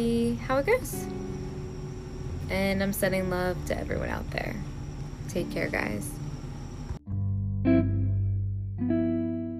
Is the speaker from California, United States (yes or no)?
no; Baltimore, Maryland, United States; I grew up in Baltimore, Maryland, where my dad died when I was 16